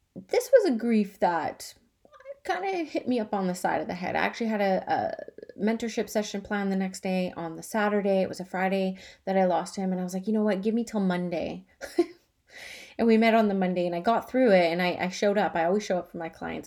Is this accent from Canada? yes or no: yes; Canada; I'm Canadian.